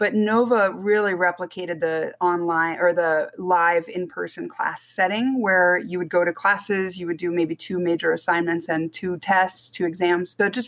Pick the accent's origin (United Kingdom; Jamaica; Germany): Germany; moved away as an adult; also born or lived in United States; now in Las Vegas, United States; So I was born in Germany, spent a little bit of time in America, moved back to Germany in second grade and was there through high school as a military brat. And lived there until 98 and then moved to America, specifically Las Vegas.